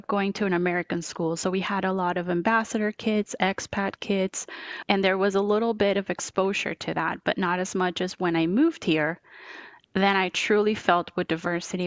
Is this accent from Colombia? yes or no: yes; Bogotá, Colombia; English is a second language; moved away as an adult; now in United States; I was born and raised in Bogota, Colombia, in South America, and did all of school and the first year of college in Bogota